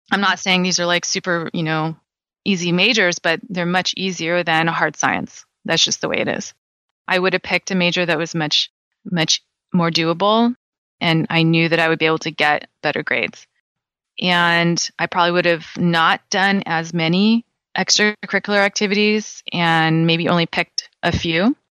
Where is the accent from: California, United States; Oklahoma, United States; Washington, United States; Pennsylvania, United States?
California, United States; I'm born and raised in California